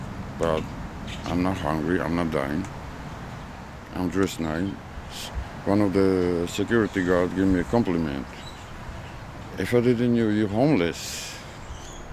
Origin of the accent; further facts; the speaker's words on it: Georgia; moved away; Georgia. I'm from Georgia, ex-Soviet Union.